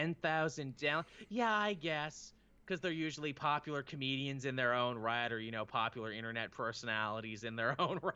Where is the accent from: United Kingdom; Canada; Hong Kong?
Canada; I'm a Canadian.